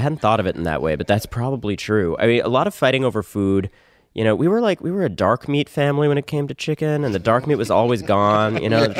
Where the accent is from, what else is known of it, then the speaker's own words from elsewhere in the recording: Connecticut, United States; also born or lived in New York; I was born in New York, and then I spent my teens in Connecticut.